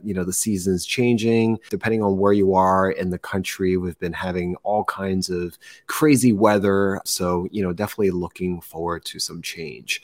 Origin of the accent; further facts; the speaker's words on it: New Jersey, United States; moved away; I'm originally from New Jersey. I'm a first generation immigrant child.